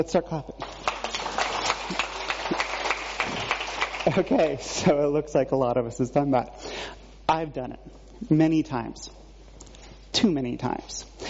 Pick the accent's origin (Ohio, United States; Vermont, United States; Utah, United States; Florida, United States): Vermont, United States; Growing up in Vermont